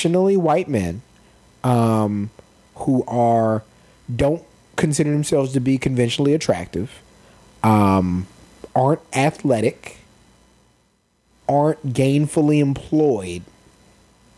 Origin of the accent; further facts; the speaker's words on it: San Antonio, Texas, United States; we grew up in San Antonio, Texas